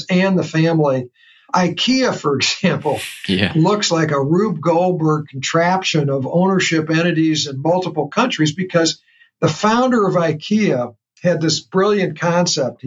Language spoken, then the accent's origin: English; St. Louis, Missouri, United States; I discover in my hometown, and I've been here a professional in this region for 50 years